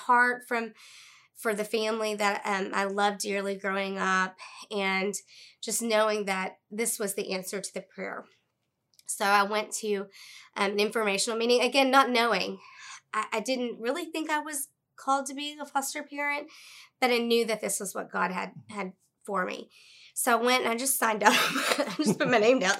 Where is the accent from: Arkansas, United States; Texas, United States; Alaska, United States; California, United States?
Arkansas, United States; Central; I was born and raised in Central Arkansas